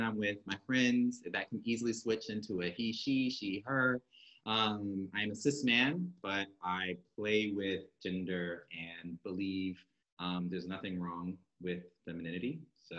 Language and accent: English; New York City, New York, United States; moved away as an adult; now in Berlin, Germany; New York where I'm from